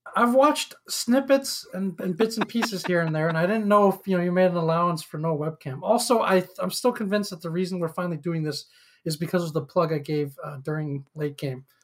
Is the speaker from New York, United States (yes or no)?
yes; upstate New York, United States; also born or lived in Shanghai, China; I grew up in upstate New York